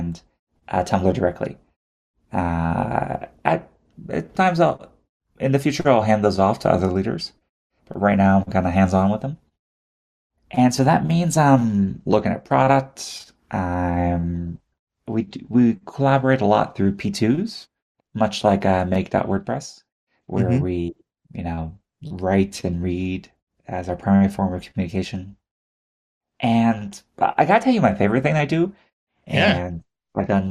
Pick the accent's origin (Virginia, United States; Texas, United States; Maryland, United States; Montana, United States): Texas, United States; Houston; I was born and raised in Houston, Texas